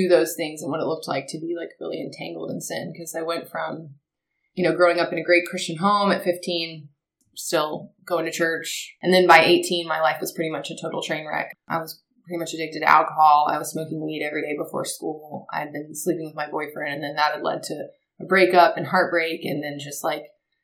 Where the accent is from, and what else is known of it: Marietta, Georgia, United States; born or raised there; also born or lived in Auburn